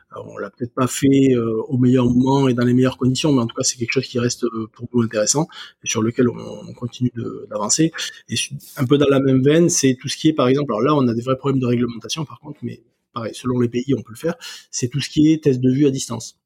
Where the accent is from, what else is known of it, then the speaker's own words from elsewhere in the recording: Ariège, Occitania, France; chez moi en Ariège